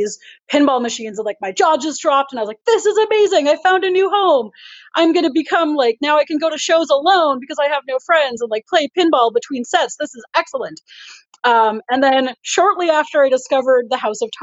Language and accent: English; Winnipeg, Manitoba, Canada; now in Ottawa, Canada; I'm originally from Winnipeg